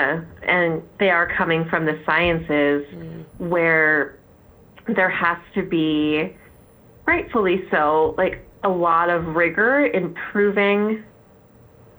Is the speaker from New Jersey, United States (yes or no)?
yes; New Jersey, United States; accent: North Jersey; my North Jersey accent